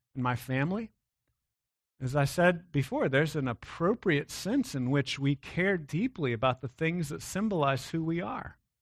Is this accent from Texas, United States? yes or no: yes; Texas, United States; I'm, I'm a Texan